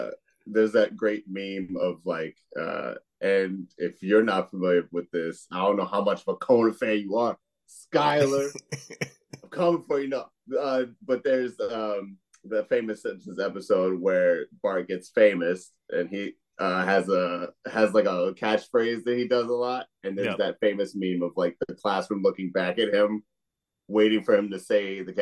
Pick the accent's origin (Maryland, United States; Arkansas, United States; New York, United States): Maryland, United States; Baltimore; I'm from Baltimore, Maryland, and I had black parents.